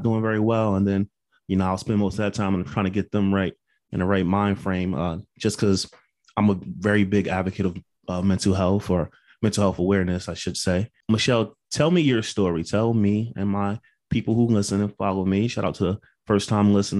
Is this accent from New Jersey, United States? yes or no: yes; Passaic, New Jersey, United States; now in South Carolina, United States; I'm from Passaic, which is right down